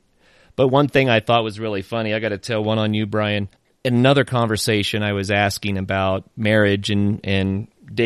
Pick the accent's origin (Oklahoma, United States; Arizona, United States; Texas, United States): Oklahoma, United States; I grew up in Oklahoma